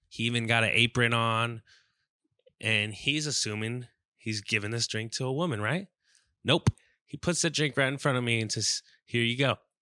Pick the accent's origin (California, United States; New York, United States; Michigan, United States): California, United States; South Bay; I'm from South Bay